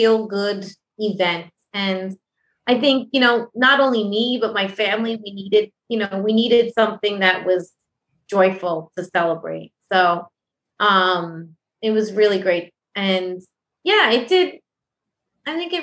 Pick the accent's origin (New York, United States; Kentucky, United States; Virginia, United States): New York, United States; Westchester; now in White Plains, United States; I'm originally from Westchester